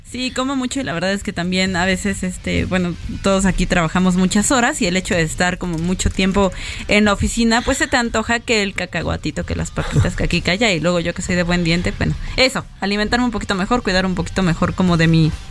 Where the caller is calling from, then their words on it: Colima, Mexico; de Colima.